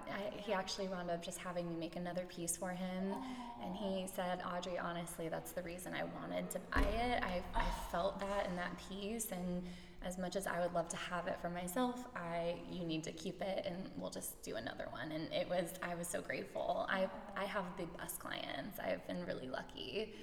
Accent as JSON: {"language": "English", "town": "St. Petersburg", "region": "Florida", "country": "United States", "tie": "born or raised there", "said": "I was born and raised in St. Pete."}